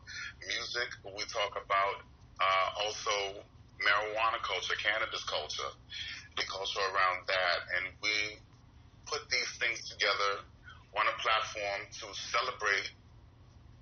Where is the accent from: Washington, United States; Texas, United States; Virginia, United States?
Virginia, United States; Norfolk; also born or lived in Brooklyn, New York; Brooklyn, New York is where I was born, and I was raised in Virginia, Norfolk, you know, area, 757